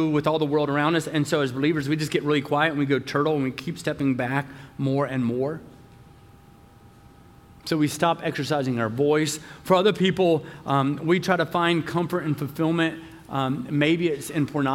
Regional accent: the South, United States; I'm from the South

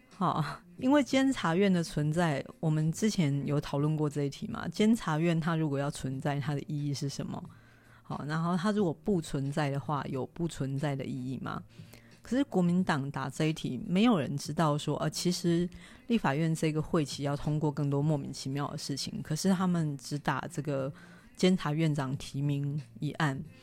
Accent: Taiwan; 我们都是台湾人，我们生在台湾，长在台湾

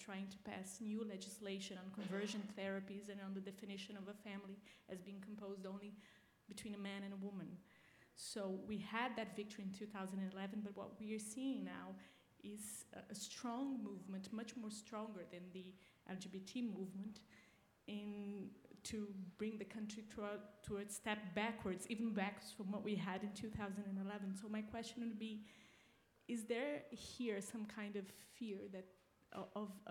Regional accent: Brazil; moved away as an adult; now in United States; I'm from Brazil

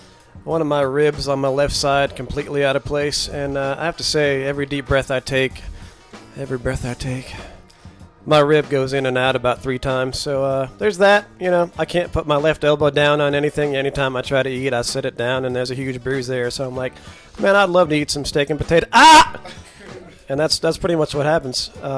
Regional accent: the South, United States; We're from the South

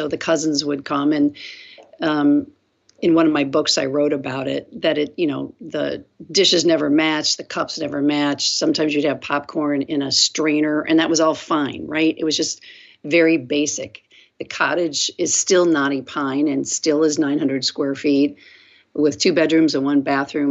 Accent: South Bend, Indiana, United States; moved away as an adult; also born or lived in San Angelo, Texas; I was born on an Air Force base in San Angelo, Texas, and then I was raised in South Bend, Indiana.

